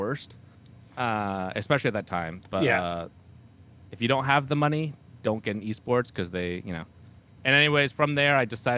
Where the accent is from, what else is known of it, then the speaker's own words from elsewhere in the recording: Vermont, United States; I'm from Vermont, the northwest or northeast United States